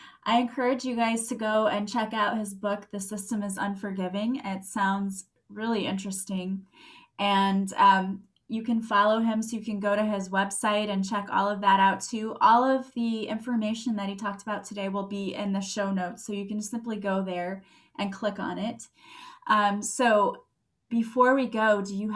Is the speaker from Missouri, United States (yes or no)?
yes; St. Louis, Missouri, United States; I'm from St. Louis